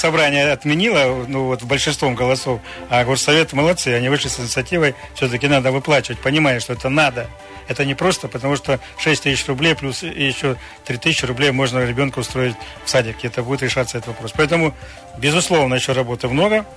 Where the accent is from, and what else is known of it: Krasnoyarsk Krai, Russia